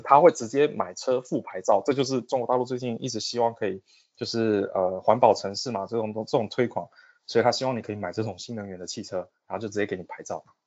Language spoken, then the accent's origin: Chinese; Taiwan; moved away as an adult; now in Shanghai, China; 因为我们台湾人可能拿的是台胞证